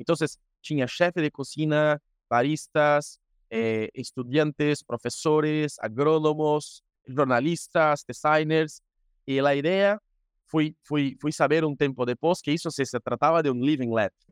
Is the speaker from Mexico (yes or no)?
no; Brazil; Spanish is a second language; soy de Brasil y como siempre hablo con Andrés o en los encuentros de la red, eh, yo no voy a hablar español ni portugués, yo hablo portuñol.